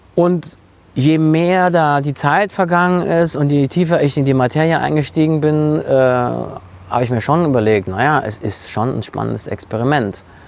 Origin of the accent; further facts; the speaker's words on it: Frankfurt, Hesse, Germany; als Frankfurter